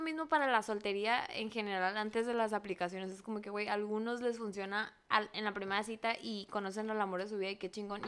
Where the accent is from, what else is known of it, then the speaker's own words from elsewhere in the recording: Benjamín Hill, Sonora, Mexico; now in Los Angeles, United States; yo soy de Benjamín Gil y todas las seis, mil personas que viven en ese pueblo